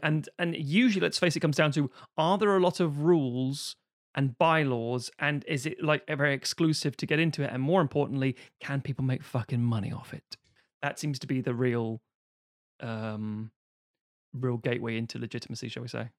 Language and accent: English; London, United Kingdom; because I'm from Highbury, I'm an Arsenal fan